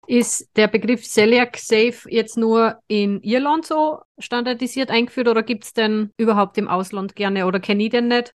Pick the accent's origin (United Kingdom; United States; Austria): Austria; als Österreicher